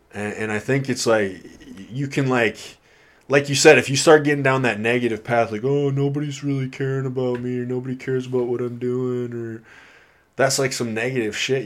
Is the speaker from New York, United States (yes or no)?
no; Iowa, United States; now in Kirkland, United States; I'm from Iowa